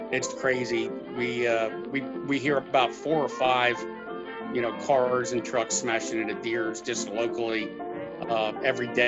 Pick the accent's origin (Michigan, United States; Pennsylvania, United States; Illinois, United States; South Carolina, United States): Pennsylvania, United States; Red Lion; born or raised there; also born or lived in Baltimore, Maryland